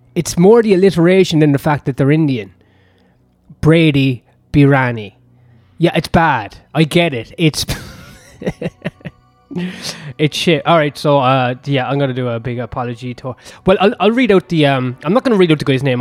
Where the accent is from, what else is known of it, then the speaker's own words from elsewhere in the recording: Ireland; I'm Irish